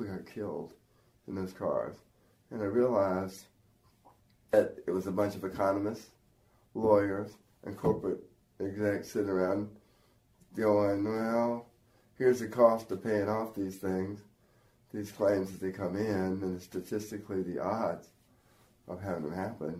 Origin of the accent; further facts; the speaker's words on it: Mount Olive, North Carolina, United States; I grew up in Mount Olive.